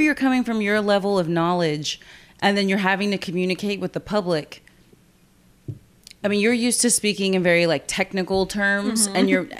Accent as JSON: {"language": "English", "town": "Corpus Christi", "region": "Texas", "country": "United States", "said": "I'm from Corpus."}